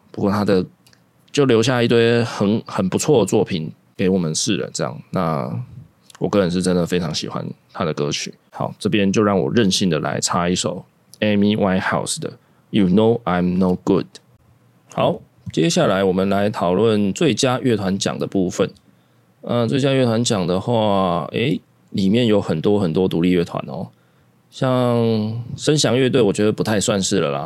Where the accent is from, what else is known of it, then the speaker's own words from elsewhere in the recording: Taiwan; 包容这件事情对台湾人来说，也是我们台湾人的特色了。